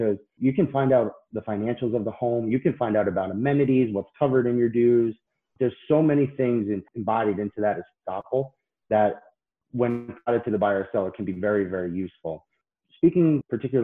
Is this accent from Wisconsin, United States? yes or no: no; Patchogue, New York, United States; moved away as an adult; now in Florida, United States; I grew up in Patchogue, Long Island.